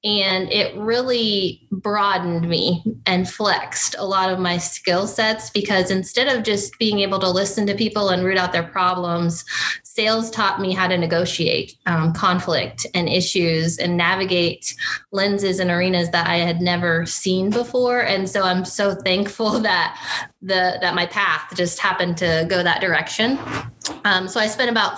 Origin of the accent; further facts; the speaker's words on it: Republic County, Kansas, United States; also born or lived in Mitchell County, Kansas; I was born and raised in Kansas. I am not a Mitchell County native. I actually grew up just a few counties above, up in Republic County, and spent my younger years there